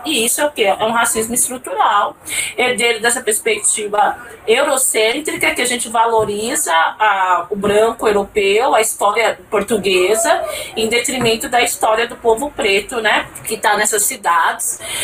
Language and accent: Portuguese; São Paulo, Brazil; moved away as an adult; now in Brasília, Brazil; Eu não sou de Brasília, mas eu moro aqui há 10 anos, eu sou de São Paulo